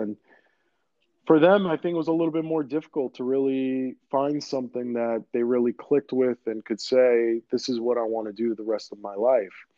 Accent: New York City, New York, United States; first language Greek; English is a second language; I grew up in Queens.

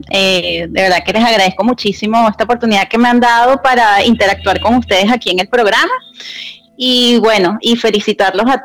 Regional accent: Venezuela; now in Colombia; Entonces me crié y me crié en Venezuela toda mi vida y este, y bueno, después con el tema de la migración y todo, bueno, vine para, para Colombia, o sea que tengo mis dos nacionalidades, o sea

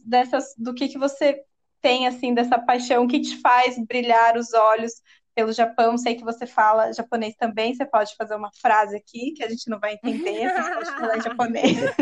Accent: Brazil; como brasileiros

